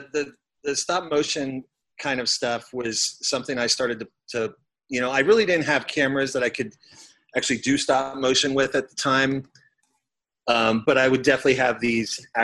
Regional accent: Lancaster, Pennsylvania, United States; I grew up in kind of southeast Pennsylvania, probably about an hour west of Philadelphia

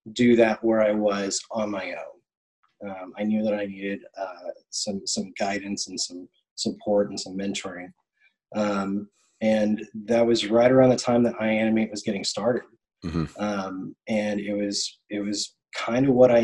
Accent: Tennessee, United States; moved away; also born or lived in Orlando; I'm from Tennessee

